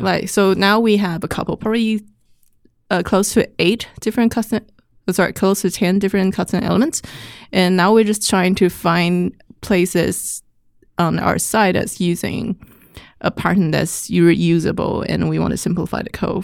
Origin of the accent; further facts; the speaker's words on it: Taipei, Taiwan; moved away as an adult; I grew up in Taiwan